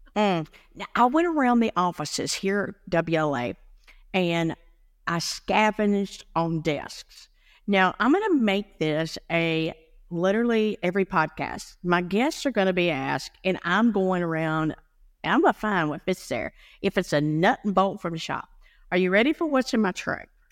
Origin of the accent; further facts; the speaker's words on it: Blue Ridge Mountains of North Carolina, United States; I come from the Blue Ridge Mountains of North Carolina